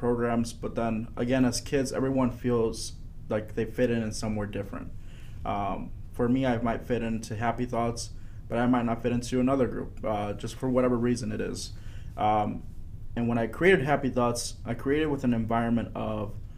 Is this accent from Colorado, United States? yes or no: no; Aurora, Illinois, United States; also born or lived in Sugar Grove, Illinois; I was born and raised in Aurora, Illinois.